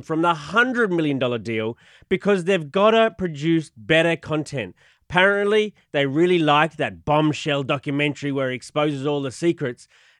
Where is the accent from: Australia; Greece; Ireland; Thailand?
Australia; moved away; I'm from Australia.